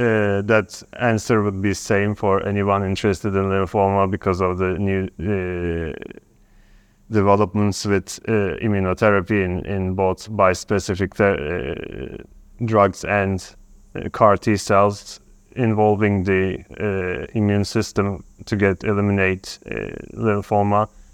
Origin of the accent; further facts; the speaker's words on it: Turkey; I'm from Turkey.